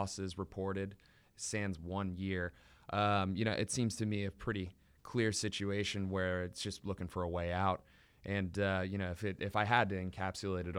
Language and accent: English; St. Louis, Missouri, United States; I grew up in St. Louis, Missouri.